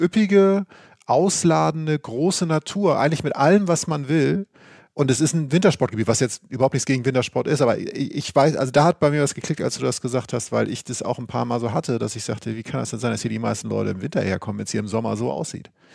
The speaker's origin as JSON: {"language": "German", "region": "Northern Germany", "country": "Germany", "said": "als Norddeutscher und vom Wasser"}